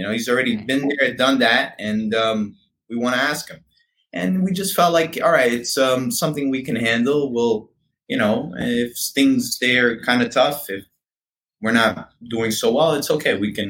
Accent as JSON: {"language": "English", "region": "New York", "country": "United States", "said": "I'm from New York."}